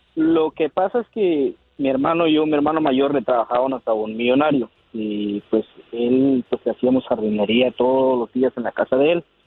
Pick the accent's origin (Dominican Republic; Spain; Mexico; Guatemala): Guatemala; now in Maryland, United States; Soy de Maryland, pero nacido en Guatemala